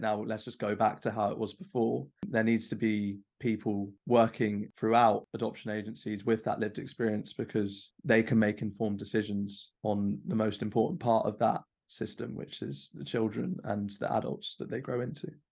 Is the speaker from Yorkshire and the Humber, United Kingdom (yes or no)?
no; London, United Kingdom; growing up in London, as diverse as it is.